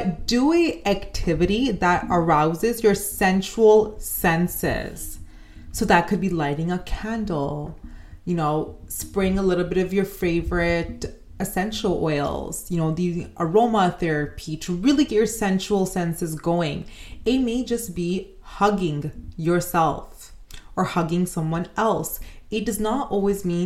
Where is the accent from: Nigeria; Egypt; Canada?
Canada; as a Canadian